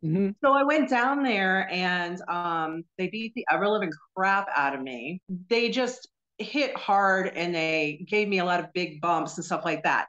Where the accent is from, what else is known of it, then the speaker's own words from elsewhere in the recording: New Jersey, United States; moved away as an adult; also born or lived in North Carolina; now in Florida, United States; I was uh, born and raised in New Jersey